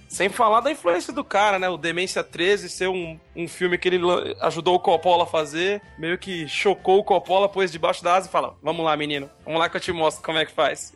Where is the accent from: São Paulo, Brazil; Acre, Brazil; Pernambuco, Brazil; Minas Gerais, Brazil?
São Paulo, Brazil; Eu, eu sou da Zona Leste de São Paulo, que é como se fosse uma perifa braba daqui